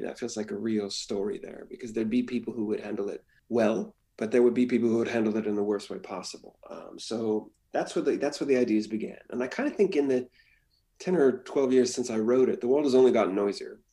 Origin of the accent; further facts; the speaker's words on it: Washington, United States; also born or lived in Hawaii; as an American in the West, I grew up in Hawaii and in Washington State